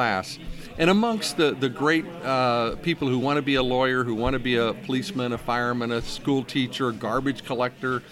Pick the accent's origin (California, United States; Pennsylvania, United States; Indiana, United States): Indiana, United States; Lafayette; moved away; I was born and raised here in Lafayette, Indiana, so it's always home. I live other places, but this is home.